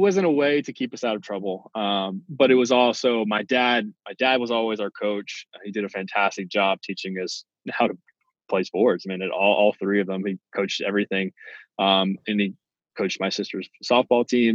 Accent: Milton, Florida, United States; I'm from the Pensacola area, okay, a small town outside of Pensacola called Milton

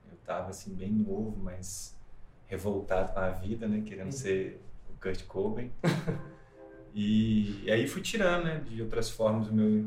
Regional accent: Ubá, Minas Gerais, Brazil; Eu sou de Ubá.

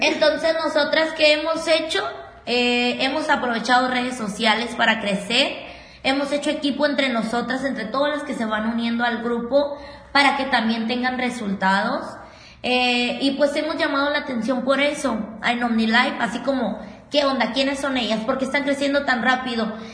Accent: Mexicali, Baja California, Mexico; de Mexicali

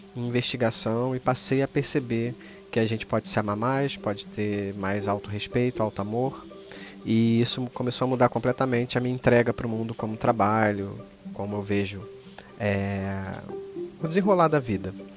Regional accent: Rio de Janeiro, Brazil; Sou carioca

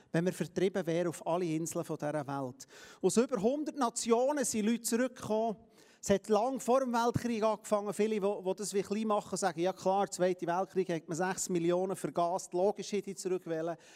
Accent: Palestine; Wir sind Palästinenser. Wir, sind, wir gehören zu den Heiden.

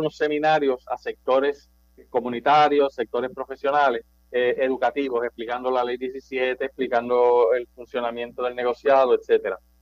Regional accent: Manatí, Puerto Rico; now in Guaynabo, Puerto Rico; Yo soy de natural de Manatí, eh, pero vivo en Guaynabo básicamente los últimos 35 años

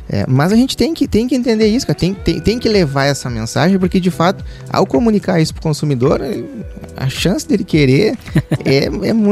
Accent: South Region, Brazil; enquanto sulistas, nós, nós focar em redução de preço, Tá? Nós, não, nós temos carne que pode ser é, o valor pode, pode ser agregado, a gente pode cobrar mais caro por uma carne, inclusive comparar uma carne de Rondônia, porque a nossa carne realmente é melhor

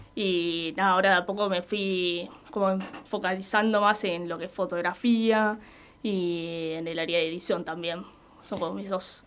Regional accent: Avellaneda, Buenos Aires Province, Argentina; yo también soy de acá de Avellaneda

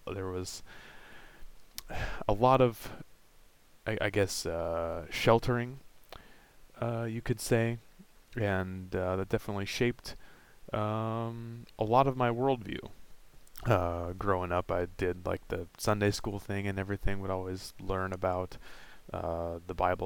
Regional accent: Vancouver, Washington, United States; I was born in Vancouver, Washington in 1991 and had, a fairly normal childhood for the time.

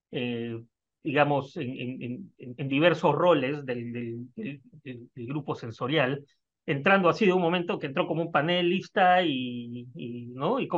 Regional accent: Peru; moved away as an adult; salí de Perú en el 2003, estamos hablando ya de 20 años.

